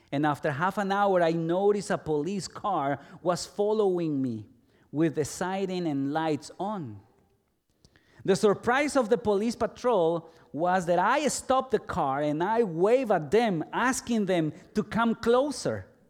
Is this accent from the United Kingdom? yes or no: no; El Salvador; moved away as an adult; also born or lived in Guatemala / Guatemala City; Although I was born in Guatemala, I lived in El Salvador for nearly twenty years, almost all my life.